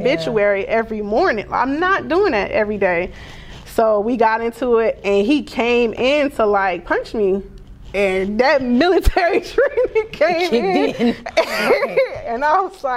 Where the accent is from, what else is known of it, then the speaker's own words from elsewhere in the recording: the South, United States; I was raised in the South